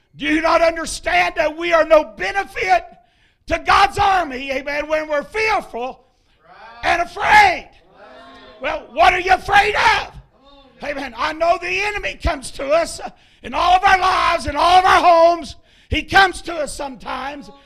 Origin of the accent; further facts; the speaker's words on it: Ohio, United States; moved away as an adult; now in Tennessee, United States; I am from Ohio originally. I've been in Tennessee 15 years pastoring